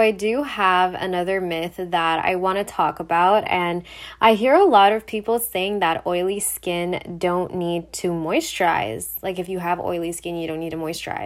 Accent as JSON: {"language": "English", "town": "Montreal", "region": "Quebec", "country": "Canada", "said": "I'm from Montreal, so I do speak French"}